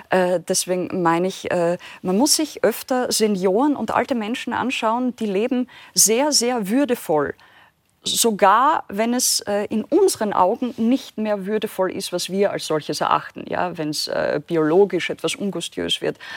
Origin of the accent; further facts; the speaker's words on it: Austria; angedichtet, ja, als, als Österreicherin.